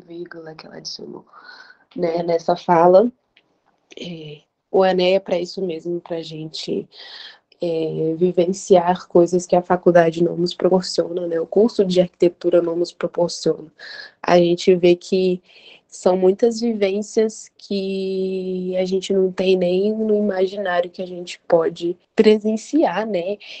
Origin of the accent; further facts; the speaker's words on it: Vitória, Espírito Santo, Brazil; sou daqui do Espírito Santo, de Vitória